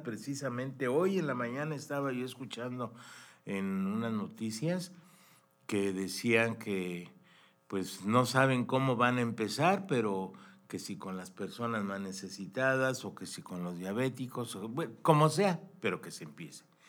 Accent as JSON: {"language": "Spanish", "country": "Mexico", "said": "nosotros, como mexicanos también, somos un país increíble"}